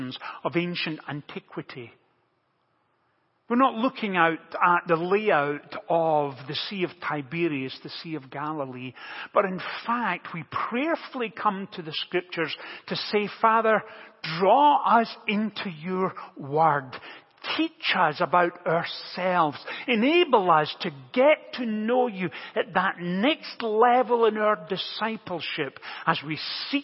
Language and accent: English; Motherwell, Scotland, United Kingdom; growing up in Motherwell, just outside Glasgow in central Scotland, it's a steel town